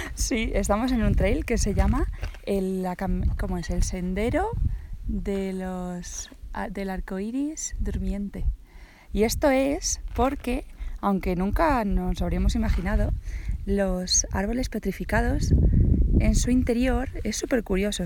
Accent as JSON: {"language": "Spanish", "town": "Caudete", "region": "Castilla-La Mancha", "country": "Spain", "tie": "born or raised there", "said": "de mi pueblo"}